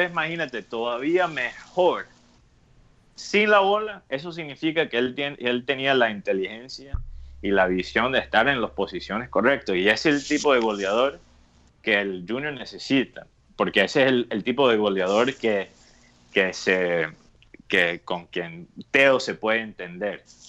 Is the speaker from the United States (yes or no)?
yes; United States; alguien que que creció como americano